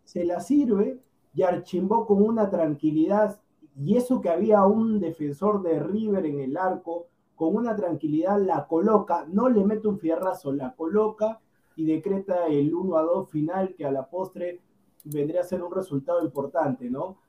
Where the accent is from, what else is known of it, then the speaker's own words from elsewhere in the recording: Peru; yo siendo peruano